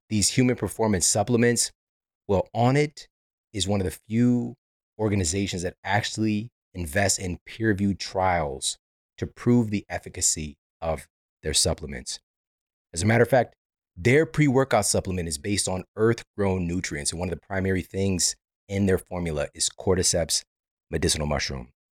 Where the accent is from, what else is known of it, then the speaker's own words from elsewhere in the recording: Midwest, United States; I'm from the Midwest.